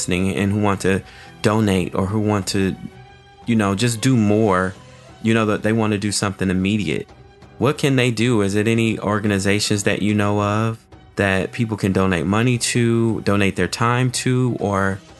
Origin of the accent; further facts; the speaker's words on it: United States; So as an American, right, I'm a black American.